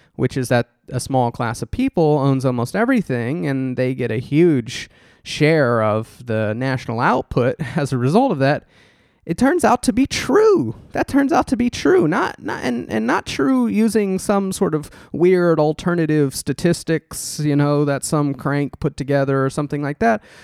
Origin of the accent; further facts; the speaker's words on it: Texas, United States; growing up in Texas